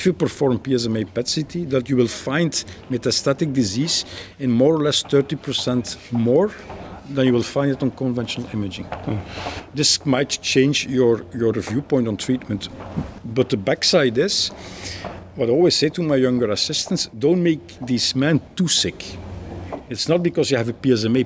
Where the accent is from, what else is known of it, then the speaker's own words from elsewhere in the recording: Belgium; I'm a radiation oncologist from Belgium, working in Leuven University Hospitals